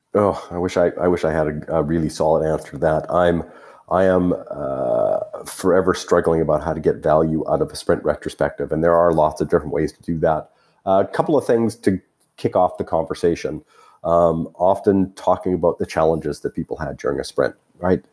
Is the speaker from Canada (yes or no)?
yes; Canada; as a Canadian